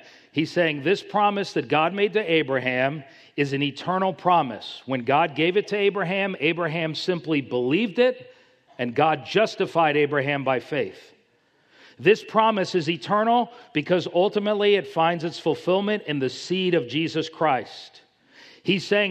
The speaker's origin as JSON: {"language": "English", "town": "Miami", "region": "Florida", "country": "United States", "said": "I'm from Miami."}